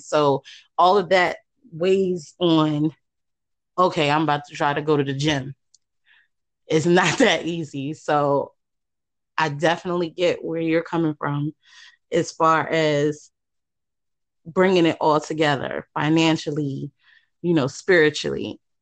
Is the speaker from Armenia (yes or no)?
no; New York City, New York, United States; now in Virginia, United States; I'm originally from Queens